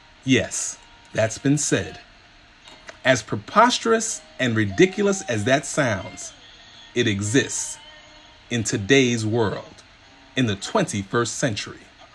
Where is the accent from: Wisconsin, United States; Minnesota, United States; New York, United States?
New York, United States; New York City; growing up in the South Bronx in New York City